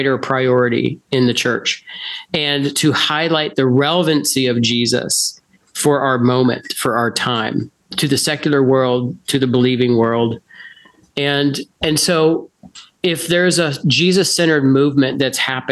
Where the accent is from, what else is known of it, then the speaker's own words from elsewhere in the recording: United States; moved away as an adult; now in Canada; As an American who moved to Canada, I live in Canada